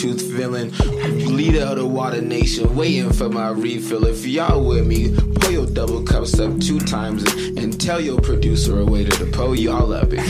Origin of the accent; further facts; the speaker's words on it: Salt Lake City, Utah, United States; I'm from Rose Park. That's a big community.